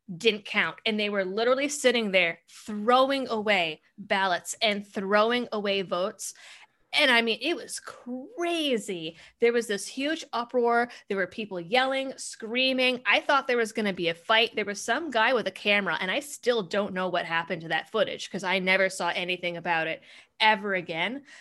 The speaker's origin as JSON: {"language": "English", "region": "Massachusetts", "country": "United States", "tie": "born or raised there", "said": "growing up in Massachusetts, I was, I was a, I was a hardcore leftist."}